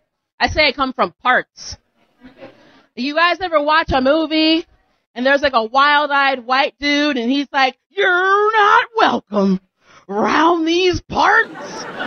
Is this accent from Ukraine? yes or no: no; Phillipsburg, New Jersey, United States; I'm from Jersey. That's where I'm from. Yeah. Exotic New Jersey. I'm from a place called Phillipsburg. Anyone ever hear of it? That's about right. I don't even say that I come from a town. I say I come from parts.